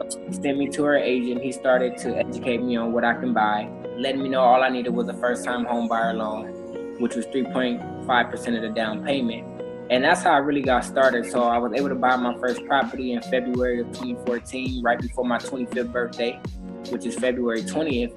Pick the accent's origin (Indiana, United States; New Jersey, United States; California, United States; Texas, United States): California, United States; Inglewood; also born or lived in Atlanta, Georgia / Phoenix, Arizona; I'm from Inglewood, California. born and raised here in Los Angeles